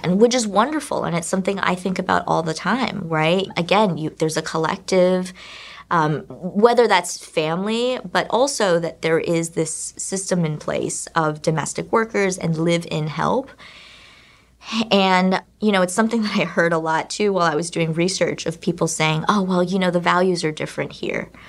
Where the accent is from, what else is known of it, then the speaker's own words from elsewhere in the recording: China; I'm also from China